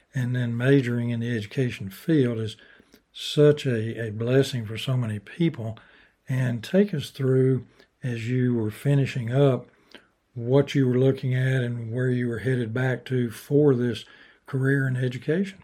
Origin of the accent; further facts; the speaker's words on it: Chattanooga, Tennessee, United States; also born or lived in Athens, Tennessee; Growing up in Chattanooga, University of Chattanooga, which is now the University of Tennessee at Chattanooga